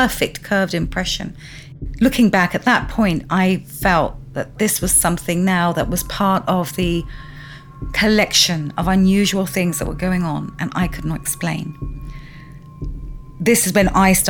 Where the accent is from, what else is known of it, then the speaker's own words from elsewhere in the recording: London, United Kingdom; I grew up here in West London